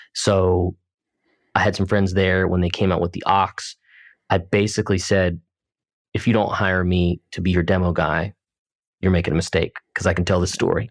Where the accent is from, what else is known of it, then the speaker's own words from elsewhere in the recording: United States; also born or lived in Pennsylvania; I'm from New Jersey in Pennsylvania